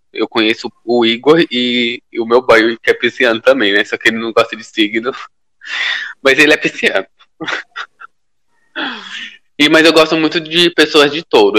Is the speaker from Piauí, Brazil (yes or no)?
yes; Piauí, Brazil; now in São Paulo, Brazil; eu tô morando em São Paulo, sou do Piauí, tô morando em São Paulo